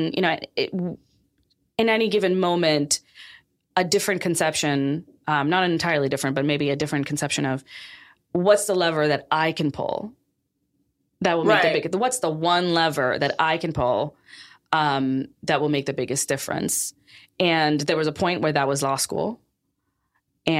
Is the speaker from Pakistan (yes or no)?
yes; Pakistan; now in United States; I grew up in Pakistan